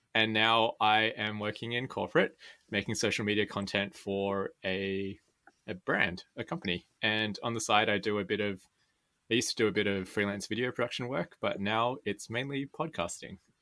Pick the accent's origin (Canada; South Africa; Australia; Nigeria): Australia; Sydney, New South Wales; I was born and raised here in Sydney